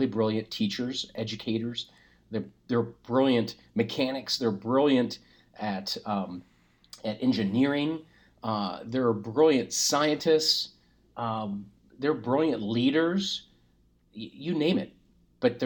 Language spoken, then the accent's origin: English; Springfield, Ohio, United States; I grew up in Springfield